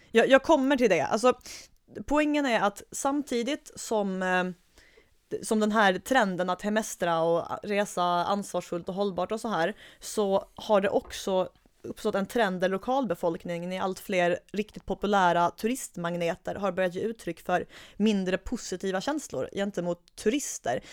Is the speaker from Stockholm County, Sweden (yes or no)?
no; Skåne, Sweden; moved away; tillbringa min semester hemma i Skåne